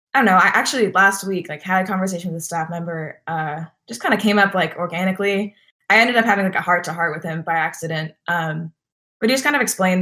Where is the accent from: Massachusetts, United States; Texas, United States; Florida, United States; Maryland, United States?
Texas, United States; I'm from Texas